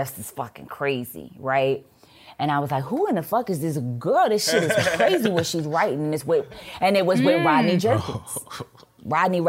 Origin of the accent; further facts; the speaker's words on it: New Orleans, Louisiana, United States; I'm from New Orleans